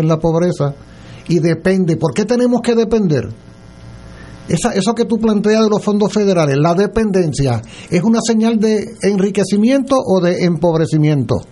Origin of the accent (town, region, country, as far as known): Puerto Rico